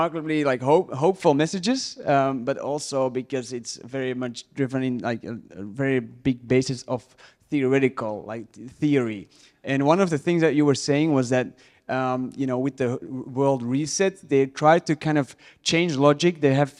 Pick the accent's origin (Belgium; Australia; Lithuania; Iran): Belgium; English is a second language; from Belgium.